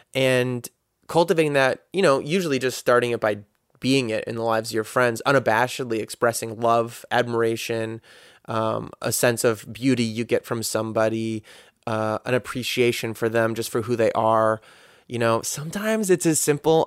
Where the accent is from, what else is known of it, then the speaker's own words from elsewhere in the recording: United States; as a guy growing up in America